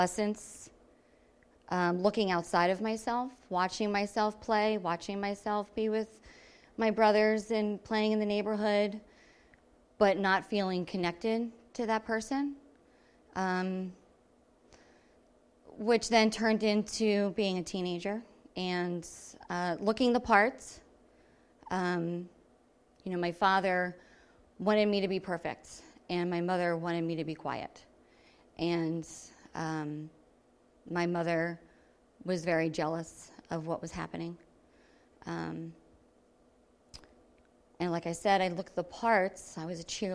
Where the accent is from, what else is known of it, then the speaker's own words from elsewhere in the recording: Levittown, United States; I was raised here in Levittown